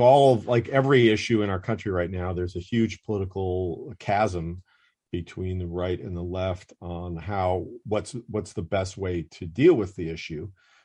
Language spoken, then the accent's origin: English; the North, United States; now in Atlanta, United States; and I grew up in the North.